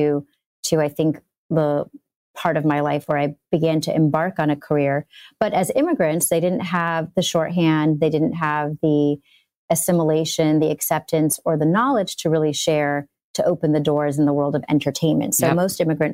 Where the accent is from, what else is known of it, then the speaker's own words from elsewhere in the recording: Los Angeles, California, United States; I grew up in Encino